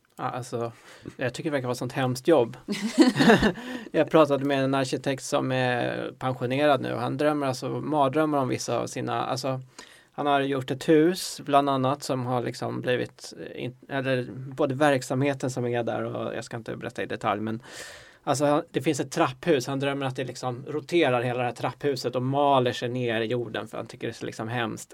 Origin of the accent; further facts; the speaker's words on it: Stockholm, Stockholm County, Sweden; jag är uppvuxen i Stockholm